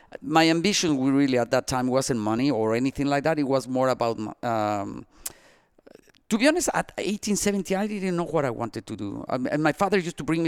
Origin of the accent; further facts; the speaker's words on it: Mexico; also born or lived in Asturias, Spain (ancestry); now in Miami, United States; we were born in Mexico.